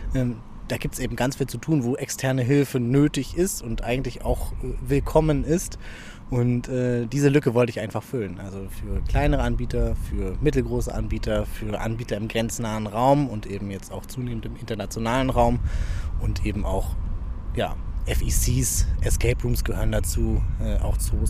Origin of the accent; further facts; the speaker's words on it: Rostock, Mecklenburg-Vorpommern, Germany; moved away as an adult; also born or lived in Freiburg / Berlin / Düsseldorf; now in Essen, Germany; Aus Rostock. Ich bin ein Nordlicht. Ähm, lange Zeit äh, in Rostock gewohnt, bis zum 18. Lebensjahr